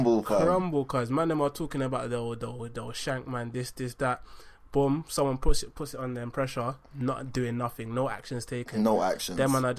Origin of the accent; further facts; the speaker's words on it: London, United Kingdom; Hackney, innit?